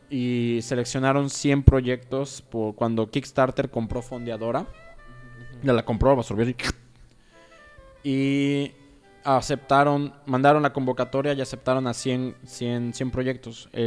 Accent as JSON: {"language": "Spanish", "country": "Mexico", "said": "como mexicanos somos igual los primeros en usar Flowship."}